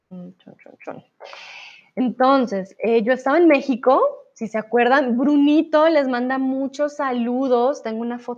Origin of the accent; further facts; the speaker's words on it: Colombia; para aquellos que no saben, soy de Colombia, entonces estuve allí para Navidad